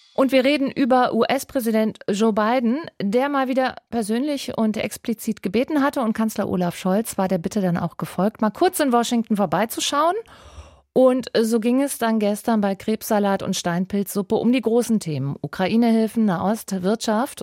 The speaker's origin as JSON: {"language": "German", "region": "Rhineland", "country": "Germany", "moved": "yes", "said": "ich komme ja aus dem Rheinland"}